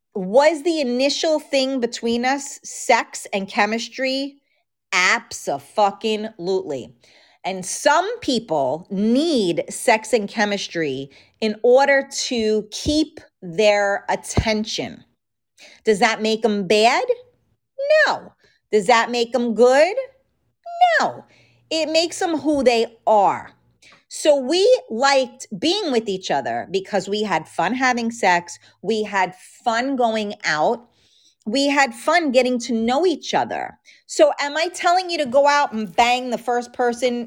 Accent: New York City, New York, United States; accent: New York; I grew up in, uh, a very, uh, like, mafia type of neighborhood in the Bronx

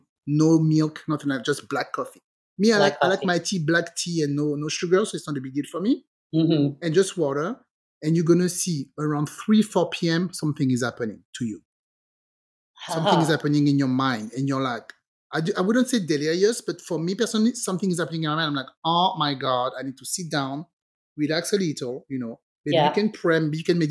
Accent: France; English is a second language; moved away as an adult; also born or lived in England; I grew up in France.

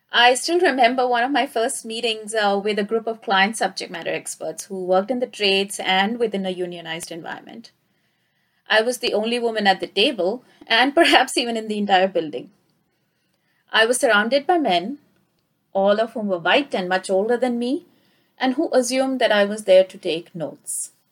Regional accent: India; moved away as an adult; now in Canada; I got a similar feeling when I immigrated from India to Canada 10 years ago.

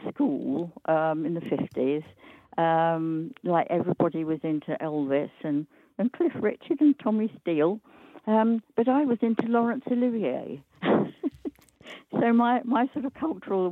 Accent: London, United Kingdom; moved away as an adult; also born or lived in Norwich; North London suburb called Winchmore Hill near Southgate.

